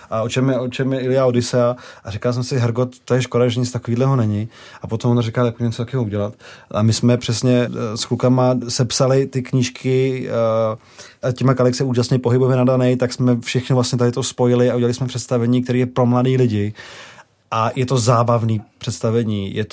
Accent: Prague, Czechia; Já jsem byl z Prahy

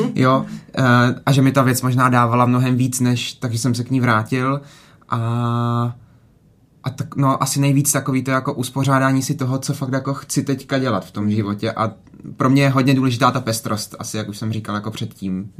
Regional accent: Šumperk, Olomouc Region, Czechia; now in Brno, Czechia; nejsem z, nejsem z Brna, vlastně jsem z Brna, nebo jako do Brna odešel a tady mám zase jiný kolektivy, než mám v Šumperku

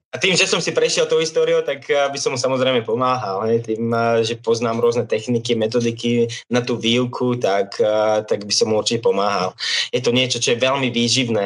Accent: Liptovský Mikuláš, Žilina Region, Slovakia; som z Liptovského Mikuláša

